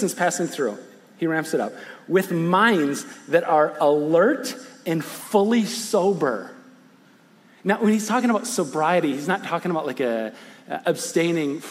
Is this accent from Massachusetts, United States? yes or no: no; West Michigan, United States; I'm from West Michigan. I was born in West Michigan, raised in West Michigan, do ministry in West Michigan